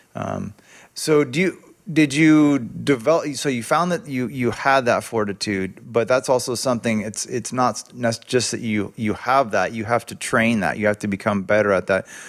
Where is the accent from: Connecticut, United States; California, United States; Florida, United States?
California, United States; Sebastopol; growing up in Sebastopol in nineteen eighty-eight